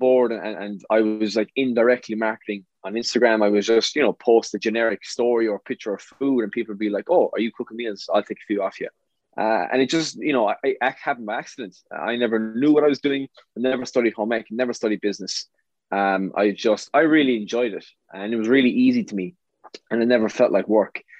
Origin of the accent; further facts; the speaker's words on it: West Limerick, Munster, Ireland; I'm 24 years old, I'm from West Limerick